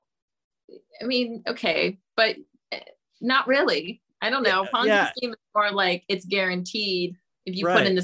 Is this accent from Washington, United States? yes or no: no; Sonoma County, California, United States; moved away as an adult; also born or lived in San Diego, United States / Philadelphia, United States / Spokane, United States; now in New Orleans, United States; I'm from Sonoma wine country.